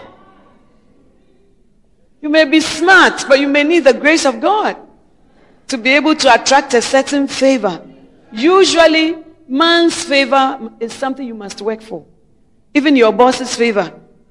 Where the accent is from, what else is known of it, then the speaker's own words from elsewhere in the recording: Ghana; we who are Ghanaian citizens